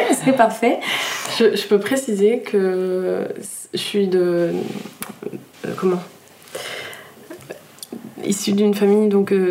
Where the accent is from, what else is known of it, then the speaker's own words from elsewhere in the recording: Nîmes, Occitania, France; also born or lived in Brittany; now in Annecy-le-Vieux, France; Je suis née en Bretagne, j'ai pas mal bougé, du coup, euh, euh, dans le sud de la France, à Tahiti, euh, à Paris. Et on atterrit à Nîmes. j'ai grandi à Nîmes, en fait.